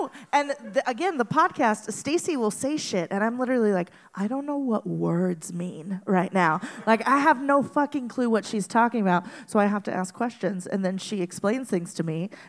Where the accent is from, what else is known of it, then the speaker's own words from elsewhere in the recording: Venezuela; moved away; I grew up in Venezuela